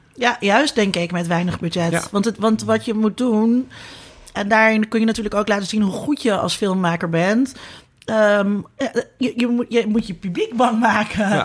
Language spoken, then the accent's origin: Dutch; Netherlands; als Nederlanders